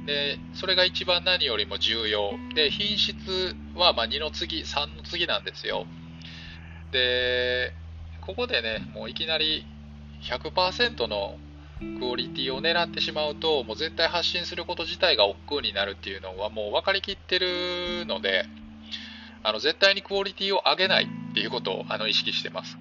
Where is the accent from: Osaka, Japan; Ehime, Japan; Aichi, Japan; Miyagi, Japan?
Osaka, Japan; Sakai; moved away as an adult; now in Tokyo, Japan; ずっと大阪の堺で生まれてから、まあえー、26歳ぐらいまではね